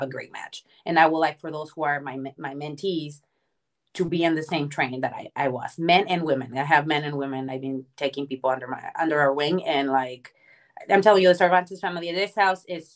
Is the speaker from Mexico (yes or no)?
yes; Mexico; now in United States; I was born and raised in Mexico, and the only thing I knew was like Mexican culture